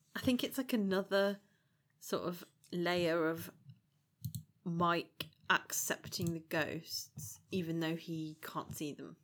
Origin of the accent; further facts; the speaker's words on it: Shrewsbury, West Midlands, United Kingdom; I grew up in Shrewsbury